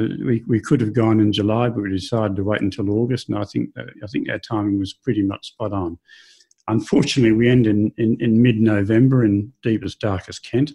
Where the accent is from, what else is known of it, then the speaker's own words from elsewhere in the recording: Australia; moved away; being Australian